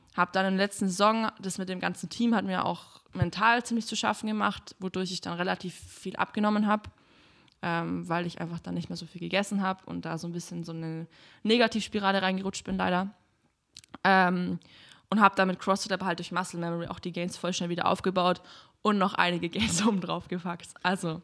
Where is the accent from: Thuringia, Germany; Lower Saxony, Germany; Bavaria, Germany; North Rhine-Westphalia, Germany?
Bavaria, Germany; Kempten; now in Berlin, Germany; Ich komme aus Kempten eben, das ist in den Bergen direkt